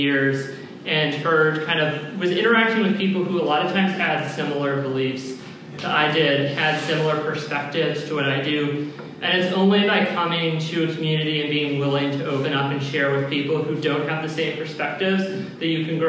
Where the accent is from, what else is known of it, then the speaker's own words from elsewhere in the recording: Lubbock, Texas, United States; moved away as an adult; now in Washington, United States; I'm from Lubbock, so we're kind of isolated and growing up in one church.